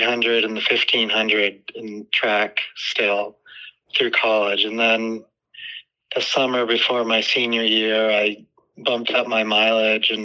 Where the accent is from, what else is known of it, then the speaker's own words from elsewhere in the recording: outside of Boston, Massachusetts, United States; I grew up outside of Boston